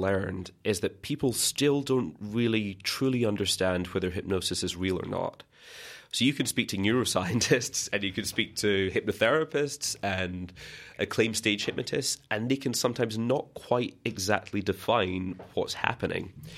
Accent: Scotland, United Kingdom; growing up in Scotland

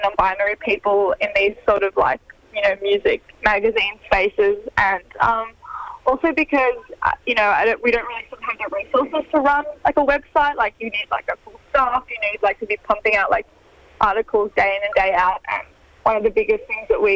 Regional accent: Sydney, New South Wales, Australia; we're both from Sydney

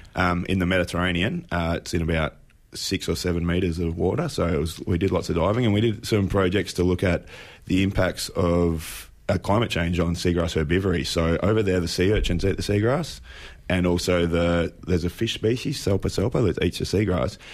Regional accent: Apollo Bay, Victoria, Australia; moved away; I'm originally from Apollo Bay. Mum and dad still live there

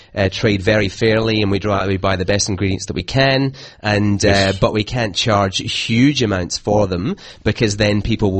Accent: Glasgow, Scotland, United Kingdom; moved away as an adult; now in Melbourne, Australia; I'm from Glasgow.

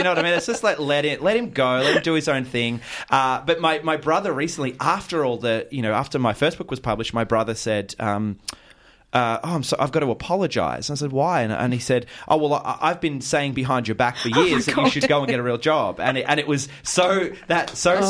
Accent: Mornington Peninsula, Victoria, Australia; now in Ocean Grove, Australia; I grew up on the Mornington Peninsula.

